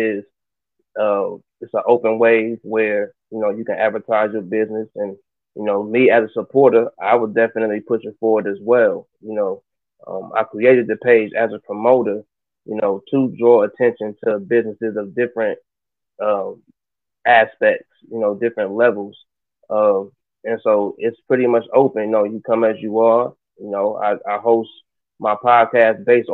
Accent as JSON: {"language": "English", "town": "Columbus", "region": "Ohio", "country": "United States", "tie": "born or raised there", "also_born_or_lived": "Kentucky / South Carolina", "said": "I'm from Columbus, Ohio, east side Mount Vernon"}